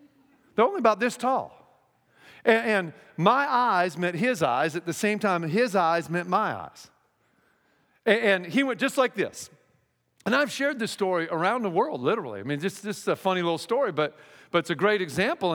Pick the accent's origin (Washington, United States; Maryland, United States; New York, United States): Washington, United States; Seattle; moved away as an adult; now in Texas, United States; I'm from Seattle